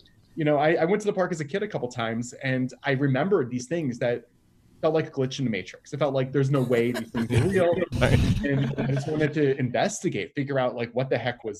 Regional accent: Washington, District of Columbia, United States; I grew up in the Washington D.C. area, not 5 or 6 hours from Action Park.

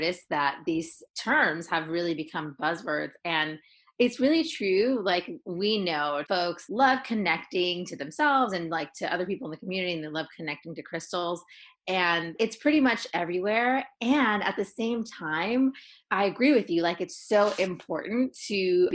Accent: San Francisco Bay Area, California, United States; I always give a shout out to where I'm from. I'm from San Francisco Bay Area in the house

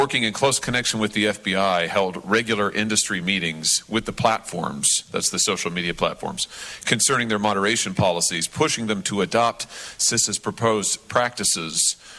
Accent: Missouri, United States; my home state of Missouri.

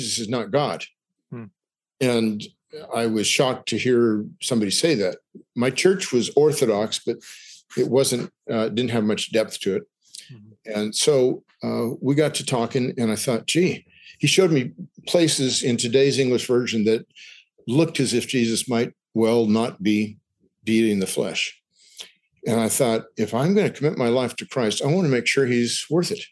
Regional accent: Newport Beach, California, United States; I grew up in Southern California, Newport Beach

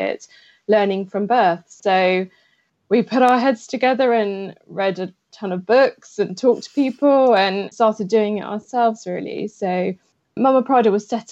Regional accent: England, United Kingdom; I'm married to an Italian and I'm English

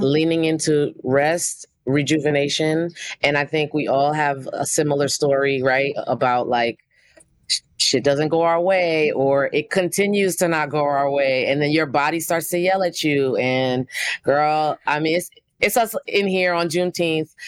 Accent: New York City, New York, United States; I'm a producer from Brooklyn, New York.

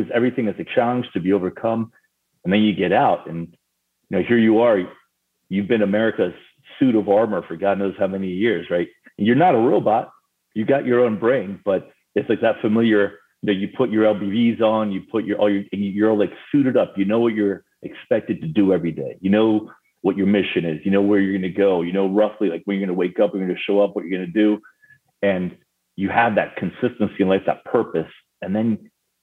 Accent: Paris, Île-de-France, France; moved away; also born or lived in Argentina; I was actually born in Argentina and I grew up in Paris, France.

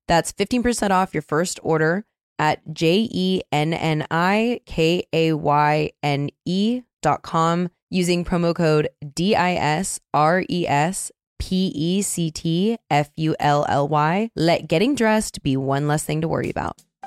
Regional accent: Seattle, Washington, United States; I'm from Seattle

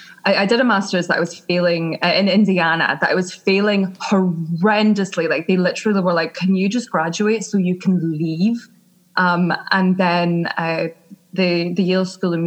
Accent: Scotland, United Kingdom; accent: Scottish; moved away as an adult; now in London, United Kingdom; I grew up in Scotland

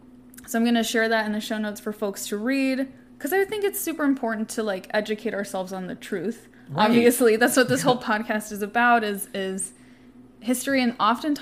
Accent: Southern California, United States; we both grew up in the 90s. We're both from Southern California.

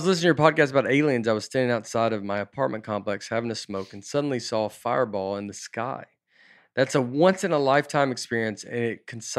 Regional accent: the South, United States; no, I'm from the South, like too, but it's like, it's not that South

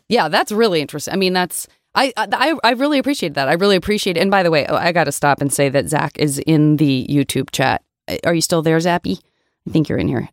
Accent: Tucson, Arizona, United States; moved away; also born or lived in Los Angeles, California; growing up in Tucson, Arizona, and also living

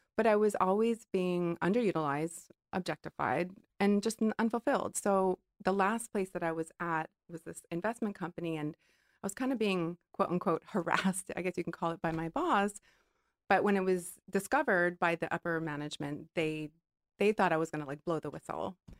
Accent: Hawaii, United States; growing up in Hawaii

